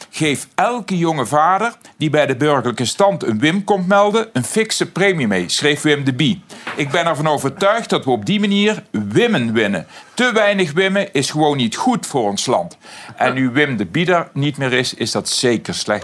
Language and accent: Dutch; Aarle-Rixtel, North Brabant, Netherlands; uit mijn geboortedorp Aler